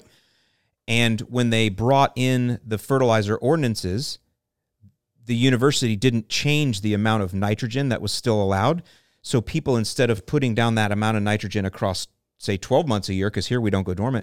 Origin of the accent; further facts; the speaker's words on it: St. Petersburg, Florida, United States; I grew up in Saint Pete